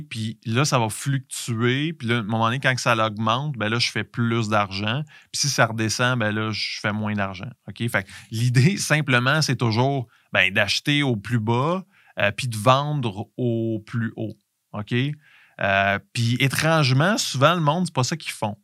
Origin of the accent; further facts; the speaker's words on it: Canada; en tant que Canadien